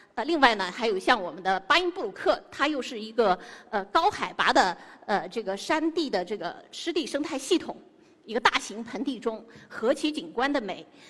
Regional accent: Xinjiang, China; 我是一个土生土长的新疆人，从小喝着天山冰雪的融水，吃着天山的牛羊肉长大

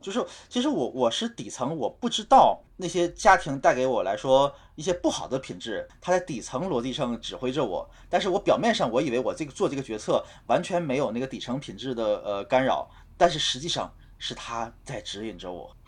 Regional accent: China; 我们中国人

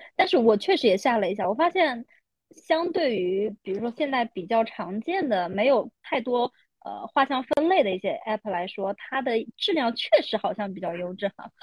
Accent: Shanghai, China; 我是上海人

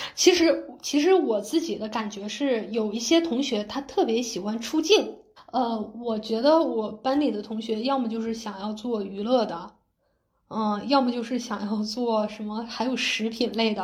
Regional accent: China; moved away as an adult; now in Los Angeles, United States; 选了调查这个项目的就只有我一个中国人

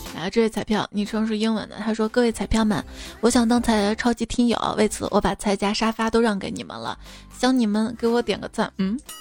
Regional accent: Xi'an, Shaanxi, China; 我们长乐坡，因为我小时候在这边待过一段时间嘛

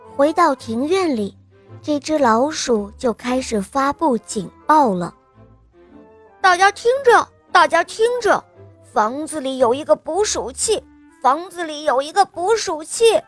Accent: Dalian, Liaoning, China; 我来自大连，我今天四岁了

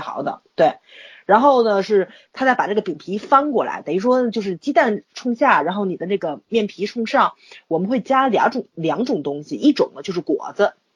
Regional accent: Tianjin, China; 我们老天津

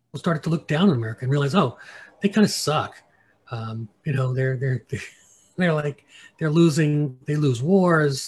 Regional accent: United States; I'm an American

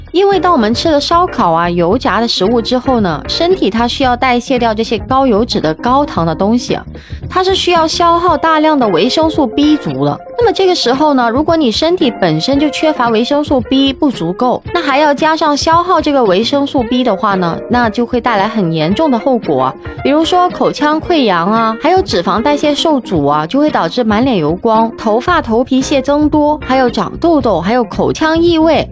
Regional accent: Guangdong, China; 我们广东人

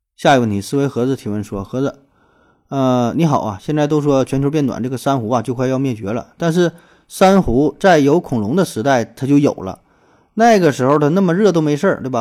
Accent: Northeast China, China; 咱东北，或者说跟东北以外的地方儿， 相比较的话，年味儿还算是比较重

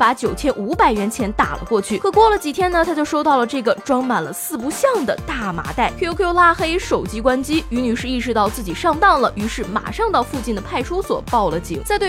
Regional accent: China; 我们中国人会输吗？

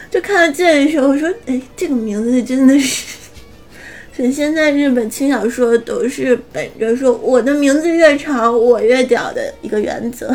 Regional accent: Northeast China, China; 我是东北女孩子

